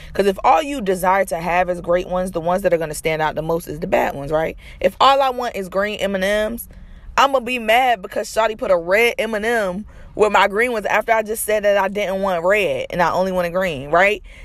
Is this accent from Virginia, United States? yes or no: yes; Norfolk, Virginia, United States; I'm from Norfolk